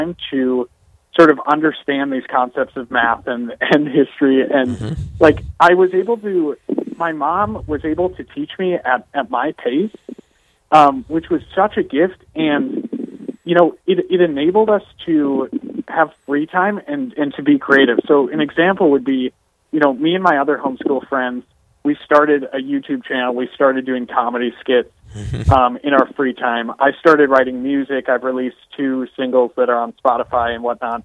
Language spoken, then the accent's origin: English; Crosby, Minnesota, United States; born and raised in Crosby, Minnesota, town of about 2,000